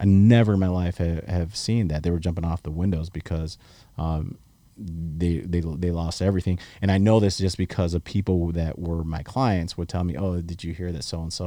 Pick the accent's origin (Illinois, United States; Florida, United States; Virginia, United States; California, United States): Illinois, United States; Chicago; moved away as an adult; now in South Texas, United States; you guys know that I'm from Chicago